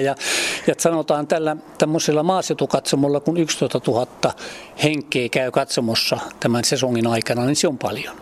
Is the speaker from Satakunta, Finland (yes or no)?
no; Mikkeli area, South Savo, Finland; moved away as an adult; also born or lived in Kouvola / Lappeenranta; now in Mäntyharju, Finland; mä olen silloin aikanaan Mikkelin seudulta mä olen lähtöisin